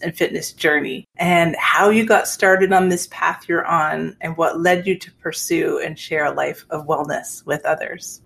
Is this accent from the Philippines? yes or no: no; Canada; I'm a Canadian